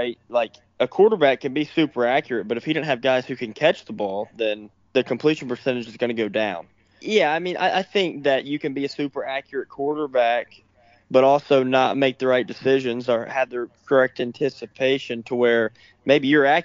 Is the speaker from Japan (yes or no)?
no; Samford, Alabama, United States; also born or lived in Senatobia, Mississippi; go back to my hometown and go play for Samford for 2 years